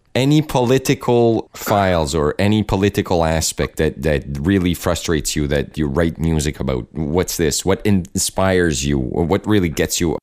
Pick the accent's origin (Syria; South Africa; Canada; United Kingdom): Canada; I'm Acadian Canadian.